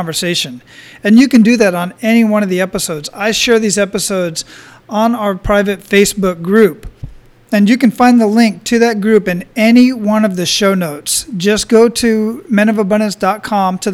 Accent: Phoenix, Arizona, United States; moved away as an adult; also born or lived in El Paso / San Antonio / Killeen; now in Oahu, United States; I was born and raised in Phoenix, Arizona

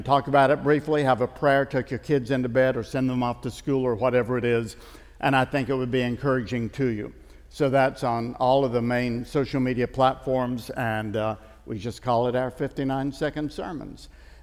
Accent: East Tennessee, United States; I'm from Tennessee. I grew up in the mountains of East Tennessee

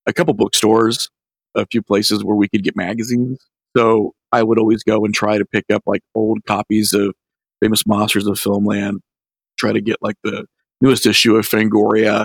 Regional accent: Midwest, United States; my hometown was very, very religious too. I mean, this is the Midwest

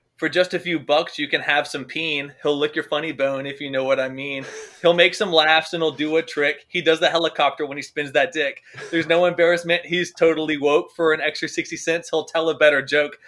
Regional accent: Winston-Salem, North Carolina, United States; I was from Winston-Salem? You knew that that was my my birthright

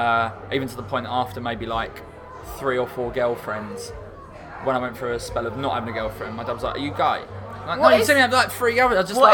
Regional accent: London, United Kingdom; also born or lived in Shoreditch, London; So I'm from Southeast London originally, or Bexley, depending on who I'm talking to.

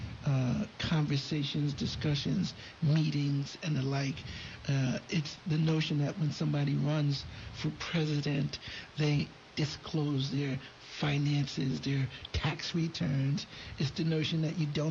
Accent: Philadelphia, Pennsylvania, United States; I'm from Philly, and North Philly

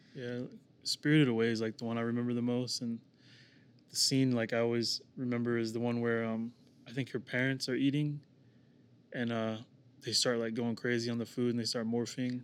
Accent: Kansas City, Missouri, United States; also born or lived in Oklahoma; I was born in Kansas City, Missouri, and then James and Andy were born in Oklahoma City

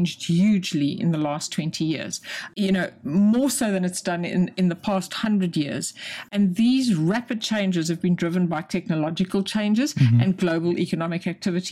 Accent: South Africa; moved away as an adult; also born or lived in London, United Kingdom; now in United Kingdom; I wasn't born in this country. I'm South African

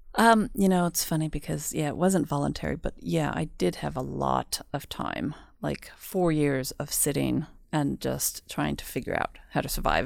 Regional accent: United States; moved away as an adult; also born or lived in Mexico; now in Sweden; I am half Swedish. but I grew up in the States, so that's why my Swedish is not always a hundred percent

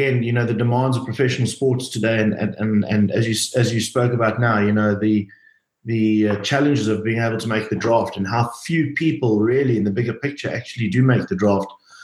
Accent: Cape Town, Western Cape, South Africa; I'm from Cape Town. I went to school here

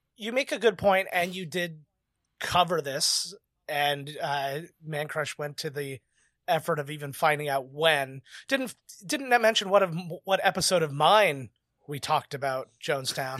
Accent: Canada; I'm Canadian

